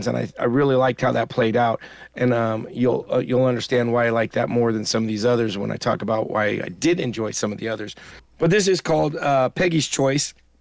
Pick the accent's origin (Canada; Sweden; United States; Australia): United States; I'm an American